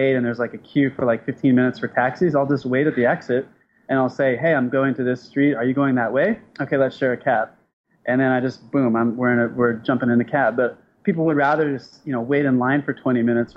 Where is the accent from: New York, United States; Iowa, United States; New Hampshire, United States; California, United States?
California, United States; San Diego; I'm from San Diego, which is pretty close to Mexico.